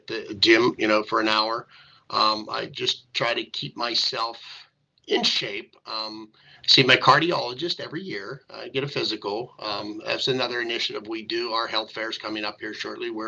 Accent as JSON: {"language": "English", "town": "Greensburg", "region": "Pennsylvania", "country": "United States", "tie": "born or raised there", "said": "I grew up in the Ludwig section of town at the number 6 fire hall"}